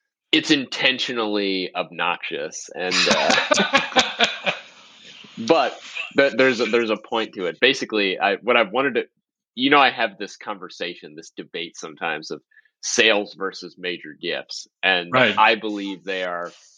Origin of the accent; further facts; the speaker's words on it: New Orleans, Louisiana, United States; I grew up in New Orleans.